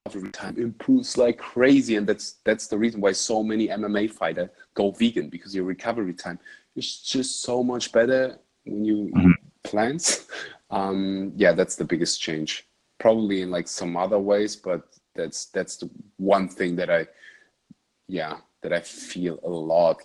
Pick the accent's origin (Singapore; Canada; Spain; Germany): Germany; English is a second language; I had the the honor to learn Dutch because I'm from Germany, so it's really close.